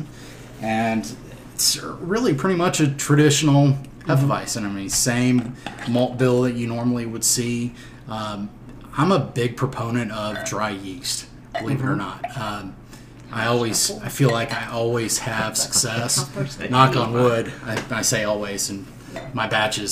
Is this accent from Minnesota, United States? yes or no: yes; Minnesota, United States; moved away as an adult; now in High Point, United States; I traveled actually from Minnesota, which was my hometown. Minneapolis, Minnesota, just north of Minneapolis.